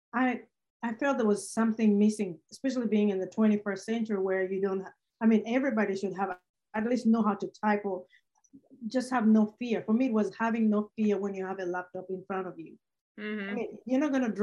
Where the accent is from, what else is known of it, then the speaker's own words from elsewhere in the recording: Uganda; now in Nashville, United States; I was born myself in Uganda